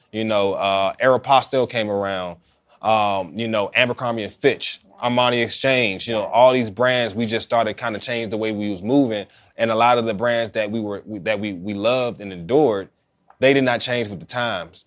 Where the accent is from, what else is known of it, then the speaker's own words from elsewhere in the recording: Oxon Hill, Maryland, United States; I grew up in Oxon Hill